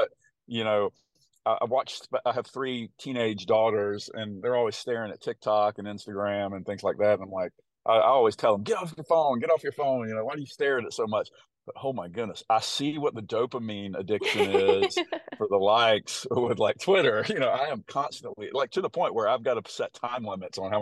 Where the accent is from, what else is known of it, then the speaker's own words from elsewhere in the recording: the South, United States; accent: country; my country accent. I sometimes hear my voice in a recording after I talk, and I'm like, oh my gosh, I sound like such a country bumpkin, living in the South.